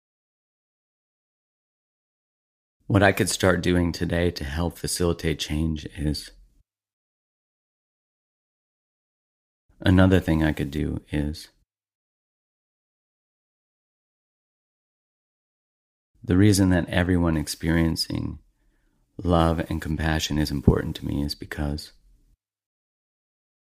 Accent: Canada; being a Canadian

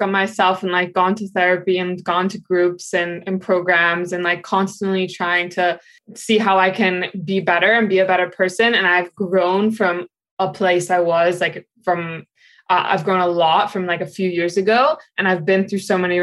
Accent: New York City, New York, United States; I'm 24 and I grew up in the city. So I've been here most of my life

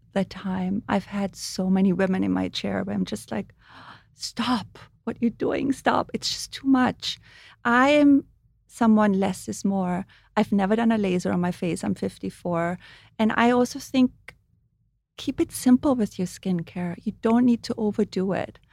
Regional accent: Austria; English is a second language; moved away as an adult; now in United States; I grew up in Europe and I grew up with body oil

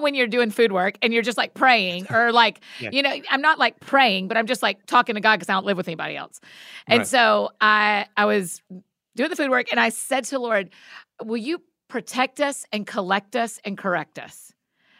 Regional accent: Georgia, United States; also born or lived in Edinburgh, United Kingdom; now in Nashville, United States; I'm from Georgia

